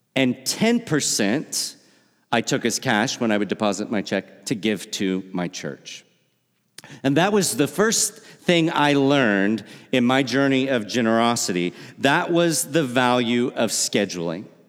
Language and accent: English; La Harpe, Illinois, United States; moved away as an adult; also born or lived in Missouri / Wisconsin; now in Milwaukee suburbs, United States; I grew up in La Harpe, Illinois.